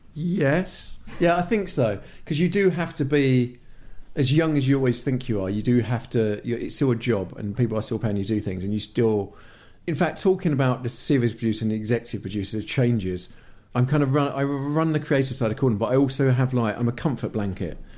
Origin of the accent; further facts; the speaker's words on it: United Kingdom; moved away as an adult; I'm very British